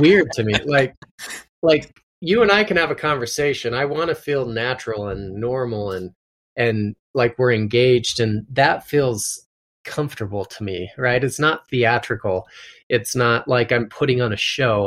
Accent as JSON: {"language": "English", "region": "Utah", "country": "United States", "said": "I'm from Utah"}